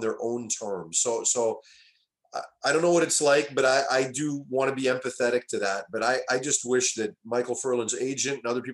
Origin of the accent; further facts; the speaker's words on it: Vancouver, British Columbia, Canada; it is my hometown.